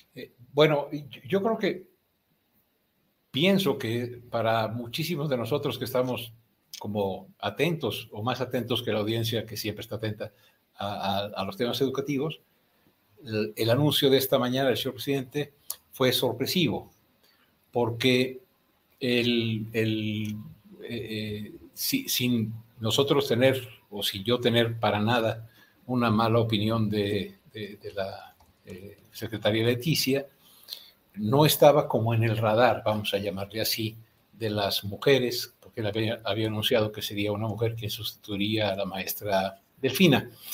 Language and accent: Spanish; Mexico; como buenos mexicanos